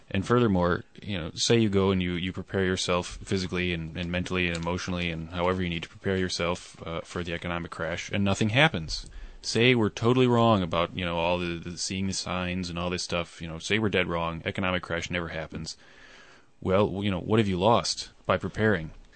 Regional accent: United States; moved away; I'm American and I lived there for a good many years

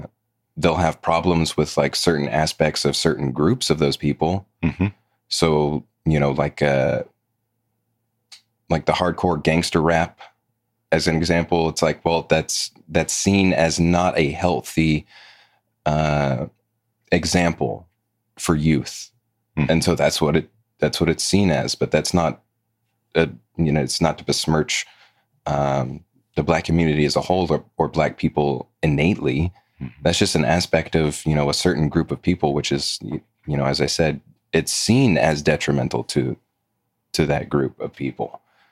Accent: the South, United States; I was born and raised in the South, been here my whole life.

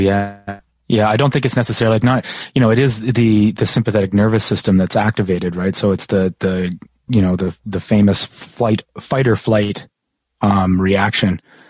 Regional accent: Canada; I'm from Canada and there's no poisonous spiders in Canada.

